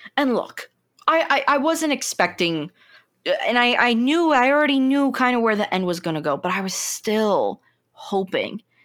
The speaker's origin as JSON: {"language": "English", "country": "United States", "said": "being an American"}